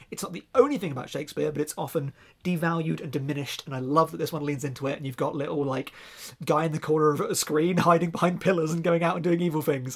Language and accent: English; near Reading, South East England, United Kingdom; accent: near Reading; my actual accent from being down near Reading